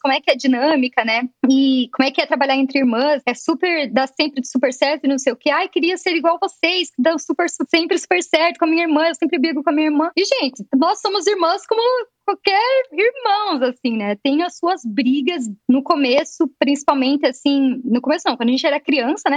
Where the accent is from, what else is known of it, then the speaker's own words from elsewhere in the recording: Curitiba, Paraná, Brazil; nós somos de Curitiba